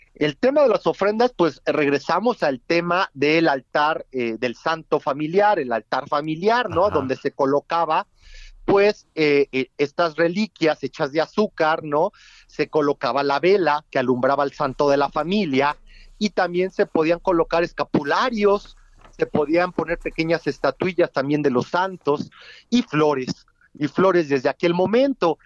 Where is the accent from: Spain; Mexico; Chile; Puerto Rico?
Mexico